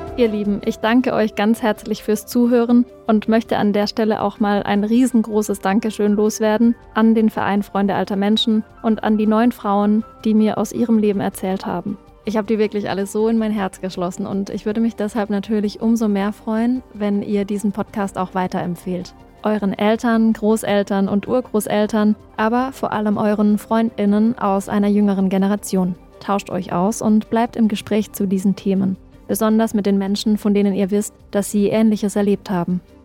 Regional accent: Black Forest, Baden-Württemberg, Germany; now in Berlin, Germany; Ich komme ja ursprünglich aus dem Schwarzwald

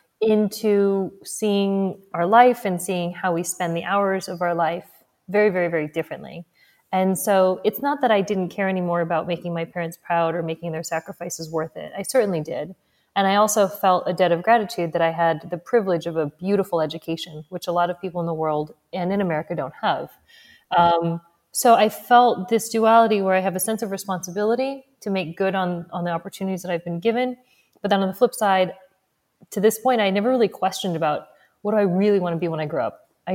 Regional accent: New Jersey, United States; also born or lived in Missouri / Texas; I was born in Missouri. Lived there a couple of years and then grew up largely between New Jersey and Texas. So whenever people are like, where are you from? I'm like, Missouri.

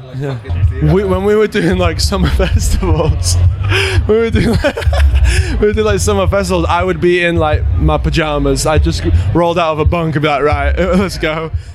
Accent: Leeds, Yorkshire and the Humber, United Kingdom; hometown show. We're, we're from Leeds

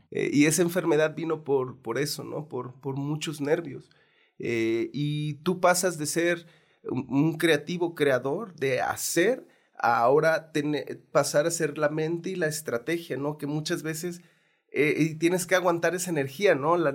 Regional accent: Santiago Ixcuintla, Nayarit, Mexico; Yo, yo nací en Santiago Escuintla, Nayarit

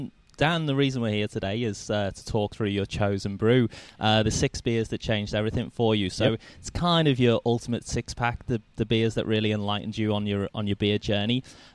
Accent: United Kingdom; moved away as an adult; now in Australia; being British

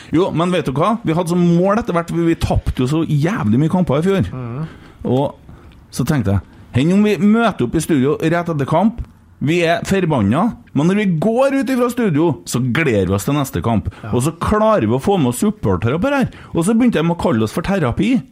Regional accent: Bjugn, Trøndelag, Norway; jeg sa egentlig veldig når jeg var liten, for jeg er fra Bjugn, og det ja, sier vi veldig

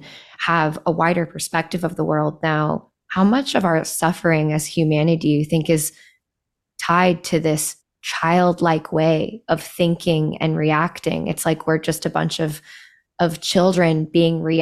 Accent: Midwest, United States; growing up in the Midwest

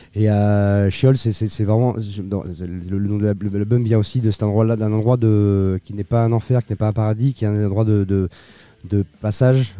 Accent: Bolivia; moved away; j'ai grandi en Bolivie

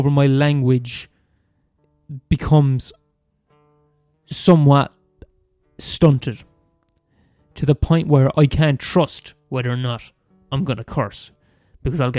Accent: Limerick, Munster, Ireland; I was born in the fucking maternity hospital in Limerick, and I'm from Skeeton, and I live in Skeeton all my life

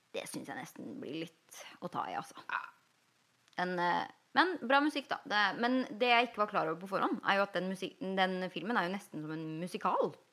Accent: Norway; now in Los Angeles, United States

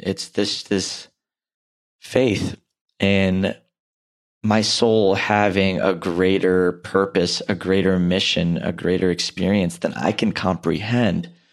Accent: India; an Indian male

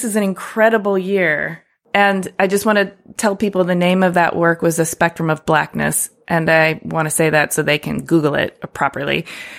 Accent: Ypsilanti, Michigan, United States; moved away; I was born and raised in Ypsilanti

